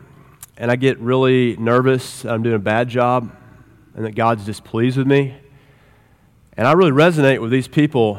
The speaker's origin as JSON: {"language": "English", "region": "Oklahoma", "country": "United States", "said": "We're all Oklahomans."}